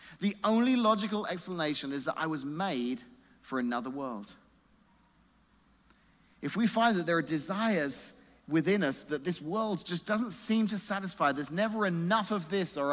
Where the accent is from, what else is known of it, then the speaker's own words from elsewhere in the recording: England, United Kingdom; moved away as an adult; now in Illinois, United States; I grew up in England